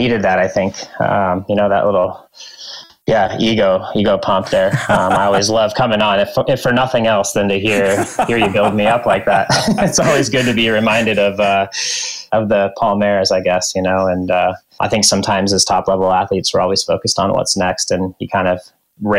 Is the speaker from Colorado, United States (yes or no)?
yes; Western Colorado, United States; moved away; I grew up in Western Colorado